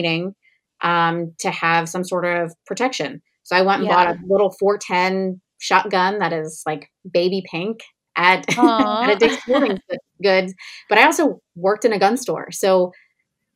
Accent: New Jersey, United States; I grew up in New Jersey

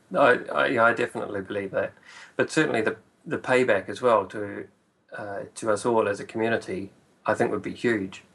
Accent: Whanganui, Manawatū-Whanganui, New Zealand; moved away as an adult; also born or lived in Auckland; it's my hometown. It's where I was born and went to school.

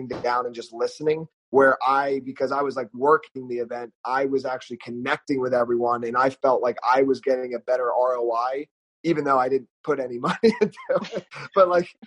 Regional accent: Pennsylvania, United States; moved away as an adult; also born or lived in South Carolina; I grew up in Pennsylvania. I went to college in South Carolina, though.

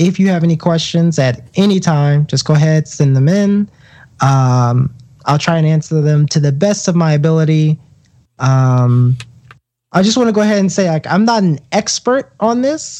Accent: Southeast, United States; I'm from the Southeast, and I could tell you that some of the union myths that you hear are just, they're just wild, to be honest with you.

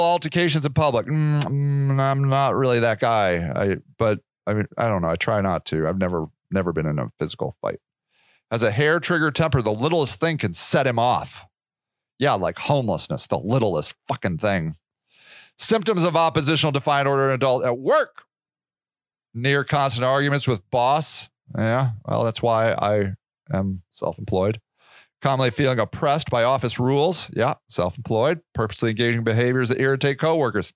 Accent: United States

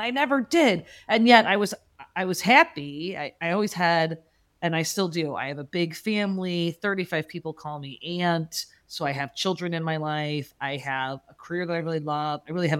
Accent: Chicago, Illinois, United States; As a Chicagoan, I thought it was a cold weather thing.

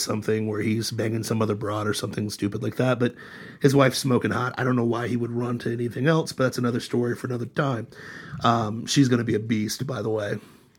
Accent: Troy, Ohio, United States; my hometown of Troy, Ohio

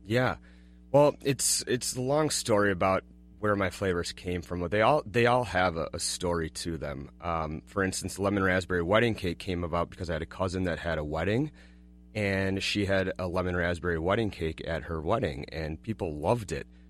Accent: Golden Valley, Minnesota, United States; also born or lived in Kansas; I grew up, uh, in Golden Valley

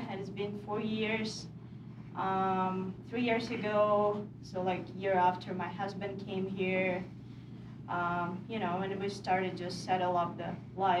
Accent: Kyiv, Ukraine; English is a second language; moved away as an adult; now in Estes Park, United States; I'm originally from Kiev, the capital. I came here in 2018.

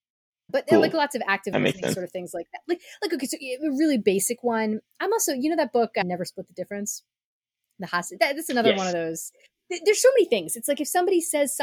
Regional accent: United States; as an American

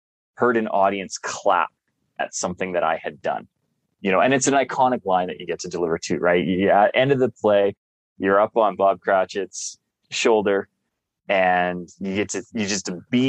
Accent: Calgary, Alberta, Canada; right across from City Hall was the main theater district for Calgary, where I grew up

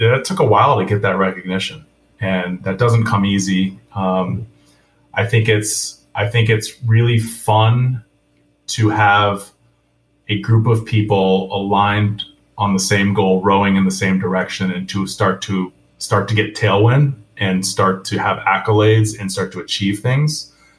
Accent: Vermont, United States; now in Atlanta, United States; I'm I'm from Vermont

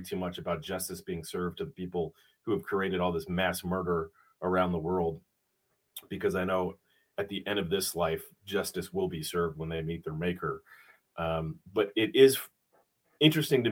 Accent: Wilmette, Illinois, United States; I grew up in Wilmette

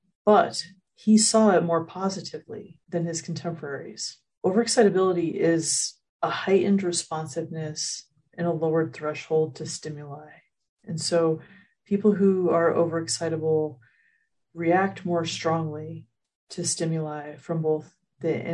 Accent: United States; as an American, that in our society here in the United States

